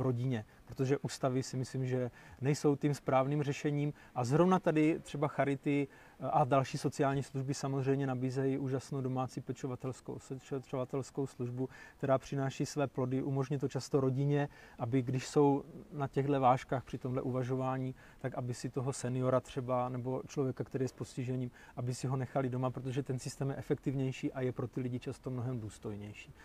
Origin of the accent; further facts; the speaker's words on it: Zábřeh, Olomouc Region, Czechia; u nás v Zábřeze